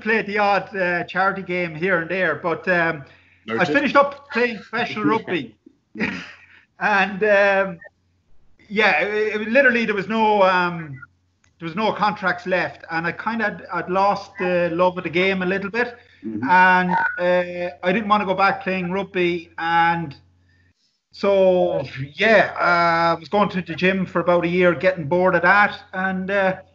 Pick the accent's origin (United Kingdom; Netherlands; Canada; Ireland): Ireland; Castlebar, Connacht; here in Castlebar, my hometown.